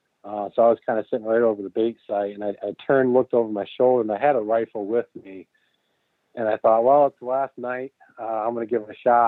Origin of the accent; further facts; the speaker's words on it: Grand Rapids, Michigan, United States; I'm from Grand Rapids